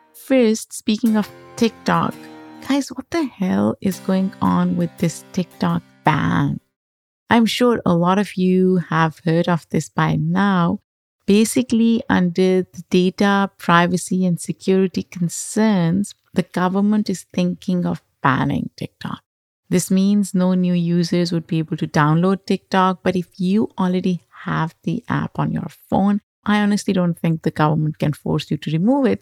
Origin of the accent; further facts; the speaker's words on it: Lahore, Punjab, Pakistan; moved away as an adult; also born or lived in Denver, United States; I grew up in Lahore in Pakistan, metropolitan city, very crowded